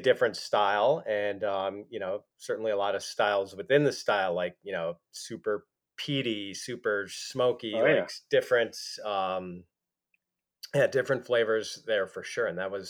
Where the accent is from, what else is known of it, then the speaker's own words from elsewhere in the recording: Milwaukee, Wisconsin, United States; I'm from Milwaukee